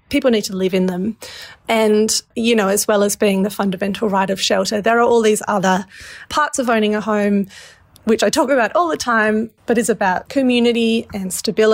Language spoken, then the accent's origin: English; Australia; we as the Australian public